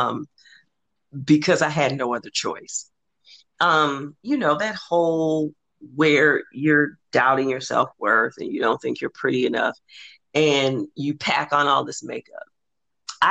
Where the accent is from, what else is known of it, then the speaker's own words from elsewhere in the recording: Los Angeles, California, United States; I'm from South Central Los Angeles